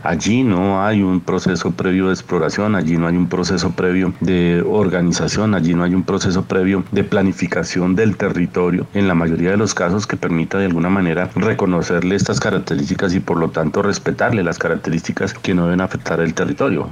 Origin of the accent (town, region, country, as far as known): Colombia